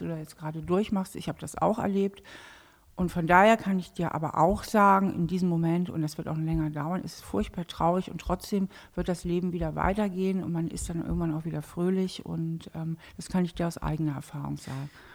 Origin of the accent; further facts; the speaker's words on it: Hamburg, Germany; now in Trier, Germany; ich bin ja eigentlich Hamburgerin. Ne? Ich komme ursprünglich aus Hamburg, mhm. bin dort auch aufgewachsen